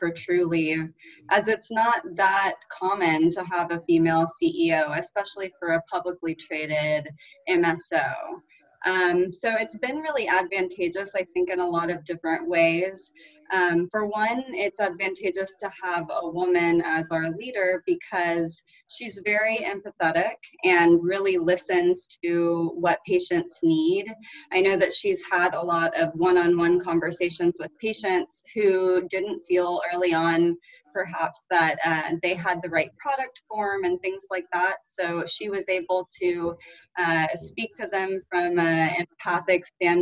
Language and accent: English; Houston, Texas, United States; growing up in Houston, Texas, which is an extremely, extremely diverse place